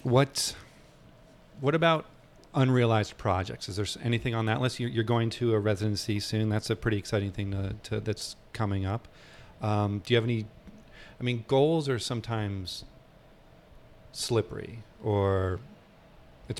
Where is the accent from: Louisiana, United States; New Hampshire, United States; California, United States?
New Hampshire, United States; the area I grew up in in New Hampshire